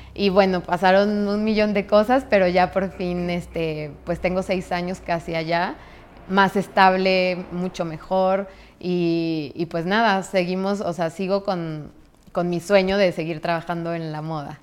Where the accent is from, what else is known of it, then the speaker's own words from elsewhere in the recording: San Luis Potosí, Mexico; moved away as an adult; also born or lived in Mexico City, Mexico; now in New York, United States; yo llegué de San Luis, yo soy de San Luis